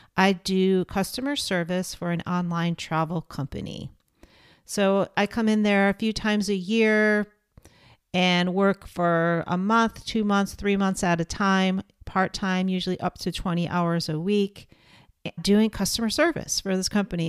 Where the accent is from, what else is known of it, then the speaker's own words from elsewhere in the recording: Portland, United States; here in my hometown of portland